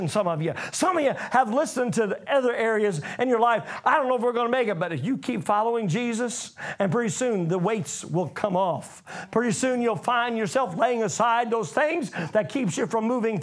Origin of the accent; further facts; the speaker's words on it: United States; I come from America